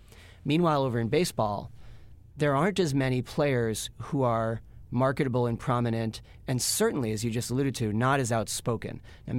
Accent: Boston, Massachusetts, United States; I'm from Boston, so I'm biased.

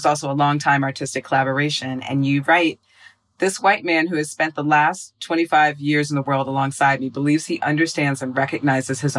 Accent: Minnesota, United States; I went to high school in Minnesota

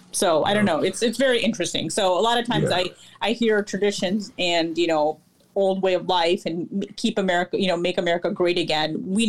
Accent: India; because I'm Indian and I'm, have been to India, I know a little bit about the caste system.

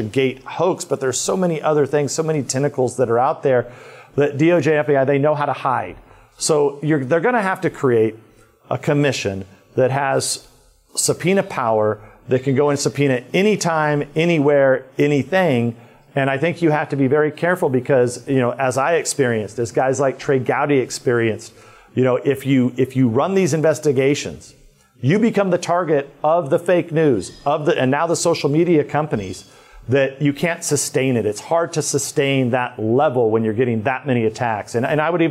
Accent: California, United States; kind of the safe part of California, here in a few weeks in my hometown

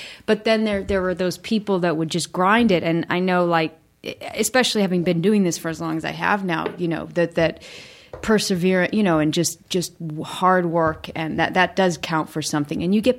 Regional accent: Michigan, United States; I was from Michigan and just felt so lucky to be there.

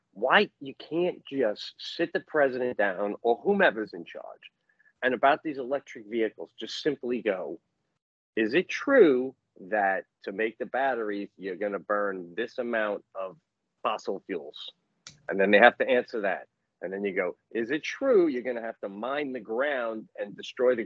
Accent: New York, United States; being a New Yorker

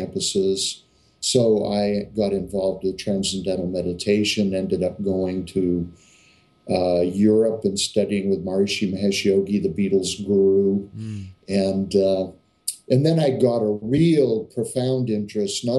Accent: Maine, United States; also born or lived in Danbury, Connecticut; came from a small fishing village in Maine

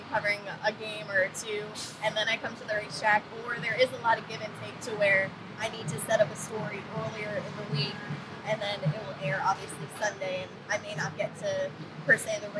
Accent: near Hamlin Speedway, Northeast, Pennsylvania, United States; now in Central Pennsylvania, United States; I grew up about 15 minutes from Hamlin Speedway

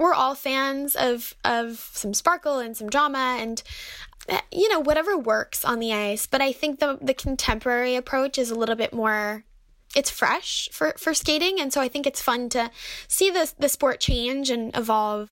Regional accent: Detroit, Michigan, United States; we grew up in Detroit

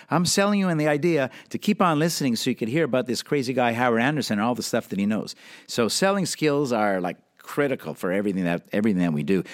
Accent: Montreal, Quebec, Canada; moved away; also born or lived in London; I grew up in Canada, Montreal

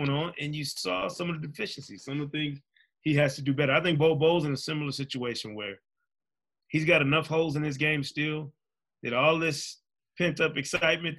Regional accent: Grand Rapids, Michigan, United States; I'm from Grand Rapids, Michigan. Same hometown as Devin Booker

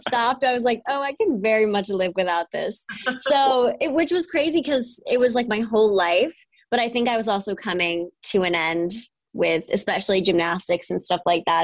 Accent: New York, United States; moved away; I'm from New York. I grew up in a little small town

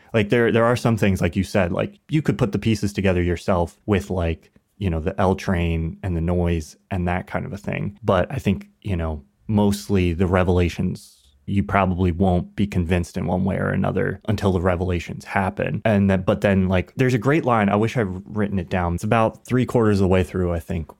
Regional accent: United States; growing up in America

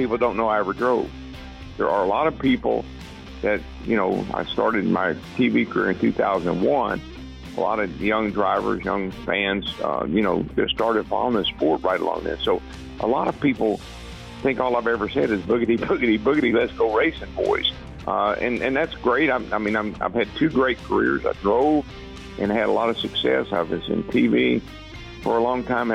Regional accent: Owensboro, Kentucky, United States; I grew up in Owensboro, Kentucky

